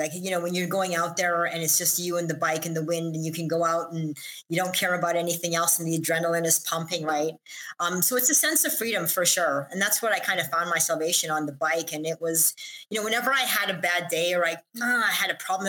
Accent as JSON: {"language": "English", "country": "Israel", "moved": "yes", "said": "because listen, I came from Israel and I was winning races there."}